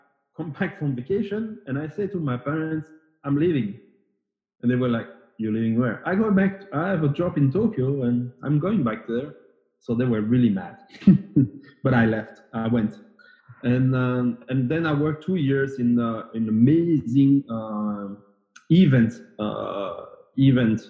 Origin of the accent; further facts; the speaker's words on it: Brussels, Brussels-Capital Region, Belgium; first language French; English is a second language; Originally, I'm from Belgium. I was born and raised in Brussels, so capital of Europe